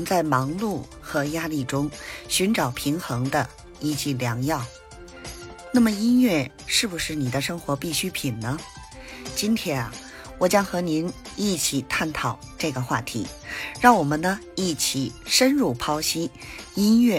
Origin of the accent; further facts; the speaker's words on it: Beijing, China; 咱们下期节目再